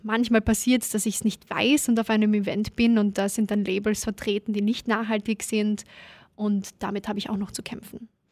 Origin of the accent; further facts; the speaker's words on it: Klagenfurt, Carinthia, Austria; now in Vienna, Austria; da war ich noch in Kärnten, bin gebürtige Klagenfurterin. Und als ich dann nach Wien gekommen bin